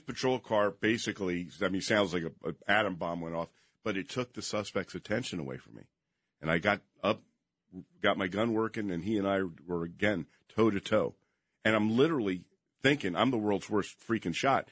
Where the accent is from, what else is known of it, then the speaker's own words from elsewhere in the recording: Princeton, New Jersey, United States; moved away as an adult; also born or lived in Las Vegas, Nevada; Princeton was my hometown, so I knew everybody there